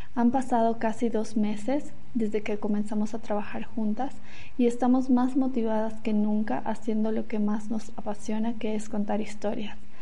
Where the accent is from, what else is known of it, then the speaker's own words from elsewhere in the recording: La Paz, Bolivia; moved away as an adult; soy boliviana, fotógrafa documental y a pesar de haber vivido muchos años fuera, hoy me toca vivir la pandemia desde la ciudad donde nací, que es La Paz